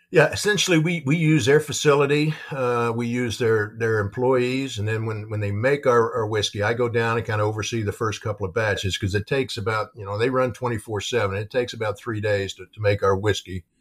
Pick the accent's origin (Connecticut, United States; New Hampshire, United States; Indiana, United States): Indiana, United States; New Albany; where I grew up in New Albany, which is the, the, the, city right next to Floyd's Knobs